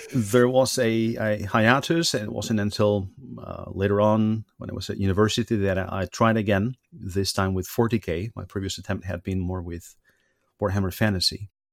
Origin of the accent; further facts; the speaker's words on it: Spain; moved away as an adult; now in Germany; I come from Spain originally, but I've been living in Germany for the last um, sixteen years.